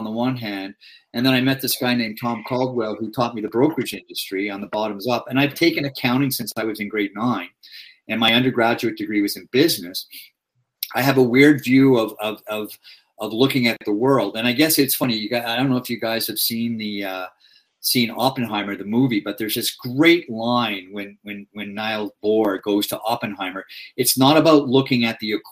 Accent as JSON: {"language": "English", "town": "Toronto", "region": "Ontario", "country": "Canada", "tie": "born or raised there", "also_born_or_lived": "Scarborough", "said": "I grew up in Don Mills."}